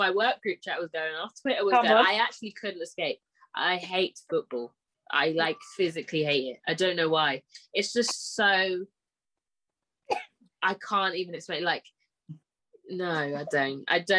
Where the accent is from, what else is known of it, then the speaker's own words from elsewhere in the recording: United Kingdom; I was born here against my will. I'm black African.